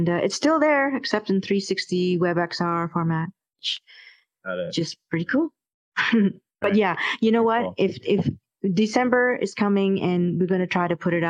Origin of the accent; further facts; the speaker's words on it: Malaysia; I come from Malaysia, and we experienced colonialism over there.